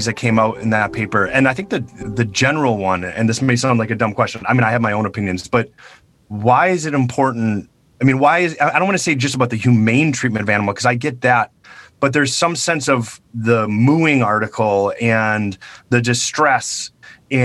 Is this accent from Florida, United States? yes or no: no; Wisconsin, United States; So I grew up in Wisconsin and I'm in Wisconsin right now.